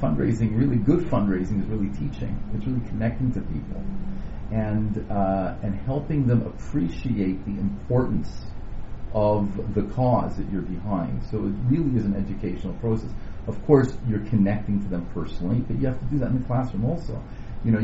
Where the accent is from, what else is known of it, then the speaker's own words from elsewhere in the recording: Canada; also born or lived in Indiana; now in Toronto, Canada; we're Canadian.